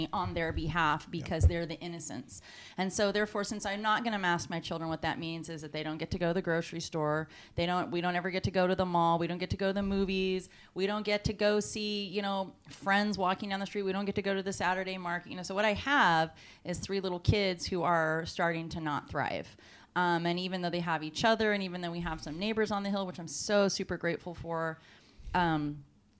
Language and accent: English; Castro Valley, California, United States; moved away; I'm from California Bay Area. I was born in Castro Valley. So, you know, I was in San Francisco pretty much every weekend growing up